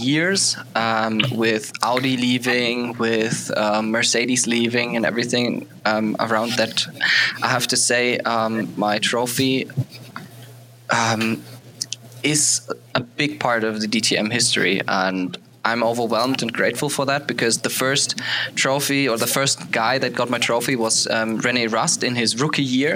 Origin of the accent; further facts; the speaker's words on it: Germany; English is a second language; I'm from Germany